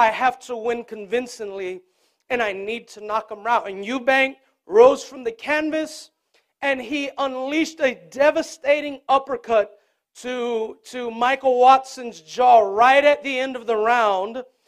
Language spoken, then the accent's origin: English; Puerto Rico; Growing up in Puerto Rico